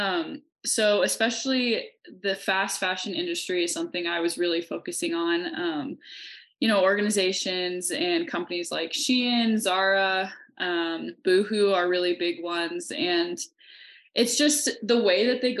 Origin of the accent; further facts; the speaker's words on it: Kansas, United States; moved away as an adult; now in Montana, United States; I'm originally from Kansas, but I've been living out in Montana for the past two years.